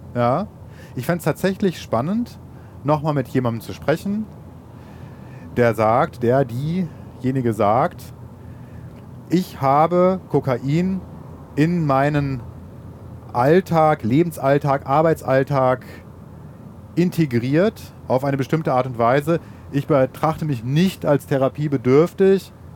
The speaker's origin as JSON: {"language": "German", "area": "Ruhr area", "region": "North Rhine-Westphalia", "country": "Germany", "said": "den schönen Ruhrpott, wo ich herkomme"}